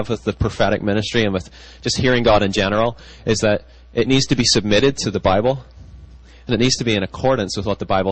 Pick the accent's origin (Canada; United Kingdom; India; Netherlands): United Kingdom; now in United States; I grew up in Britain, and, you know, when I came to the States